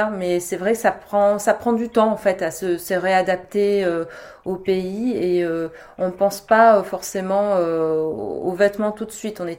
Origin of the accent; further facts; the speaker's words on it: France; moved away as an adult; also born or lived in Hong Kong / Singapore; t'arrives en tant que Française